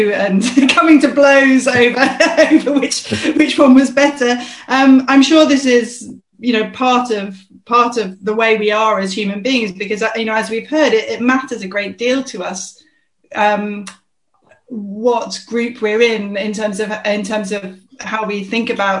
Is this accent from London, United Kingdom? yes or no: yes; London, United Kingdom; I'm a South Londoner